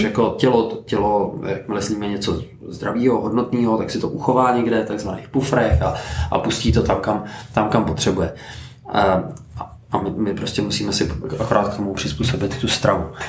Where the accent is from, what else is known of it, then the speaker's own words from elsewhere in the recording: Teplice, Ústí nad Labem Region, Czechia; já jsem z Teplic eh, a chodím se otužovat nahoru na Cínovec